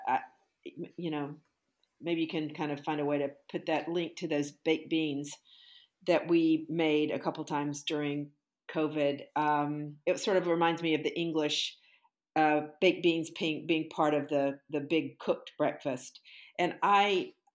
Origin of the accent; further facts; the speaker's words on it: the South, Southern United States, United States; as a Southern girl